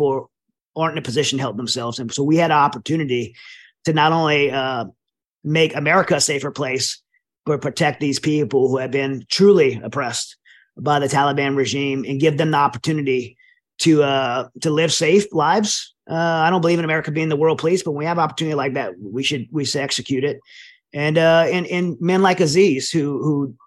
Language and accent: English; United States; as an American